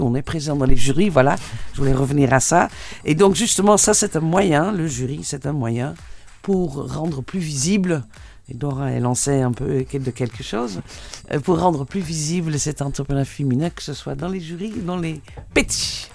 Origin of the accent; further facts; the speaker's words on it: Netherlands; French is a second language; now in Tunisia; Vous entendez peut-être mon accent, donc, parce que je suis hollandaise